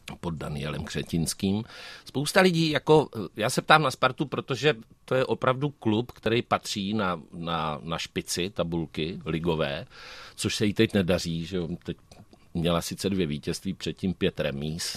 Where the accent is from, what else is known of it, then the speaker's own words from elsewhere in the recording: Hustopeče, South Moravian Region, Czechia; also born or lived in Hodonín; já jsem celý život vyrůstal v Hustopečích u Brna, ale narodil jsem se v Hodoníně